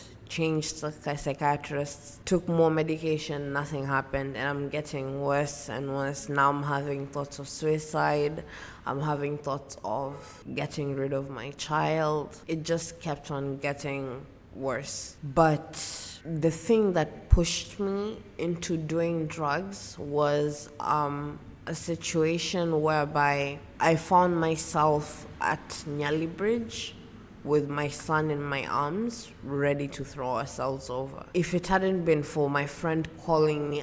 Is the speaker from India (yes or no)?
no; Mombasa, Mombasa County, Kenya; I am from Mombasa, Kenya.